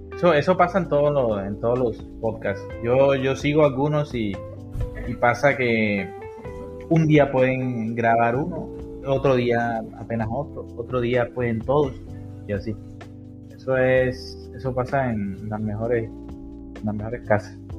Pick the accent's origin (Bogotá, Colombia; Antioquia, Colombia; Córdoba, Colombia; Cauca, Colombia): Córdoba, Colombia; Sahagún; moved away as an adult; now in Sincelejo, Colombia; yo también soy cordobés, nací en, nací en Salgún, Córdoba